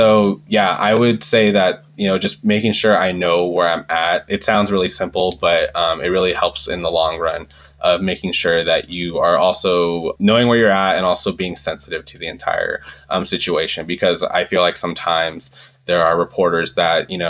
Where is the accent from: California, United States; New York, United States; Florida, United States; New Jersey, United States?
California, United States; Southern; I'm from Southern California and it wasn't far from where I grew up